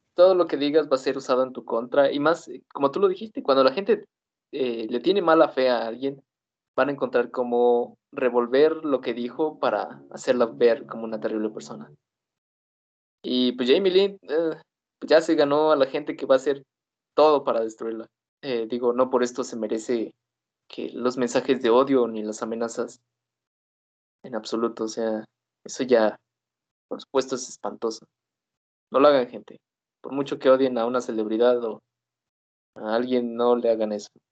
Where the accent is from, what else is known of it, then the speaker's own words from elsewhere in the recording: Mexico; la realidad que vivimos aquí en Latinoamérica